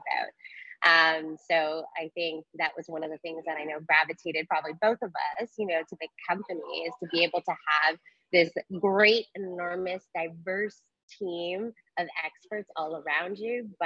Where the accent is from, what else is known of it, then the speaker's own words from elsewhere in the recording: Canada; we're Canadian